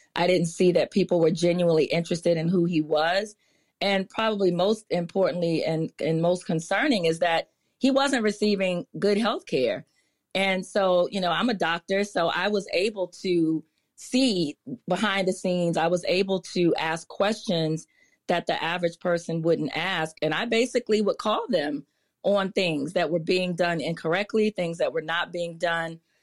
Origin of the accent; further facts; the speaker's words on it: Prince George's County, Maryland, United States; also born or lived in Washington, D.C.; I was born in D C, but I literally grew up, grew up in Maryland. Like, I, we left the hospital and went straight to Prince George's County, which is where I continue to live today